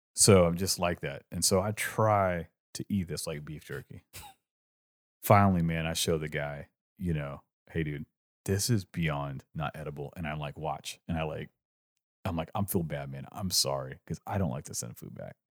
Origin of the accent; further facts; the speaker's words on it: California, United States; growing up in California